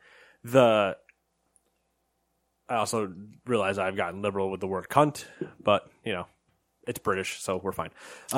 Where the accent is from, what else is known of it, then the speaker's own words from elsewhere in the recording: United States; We're American.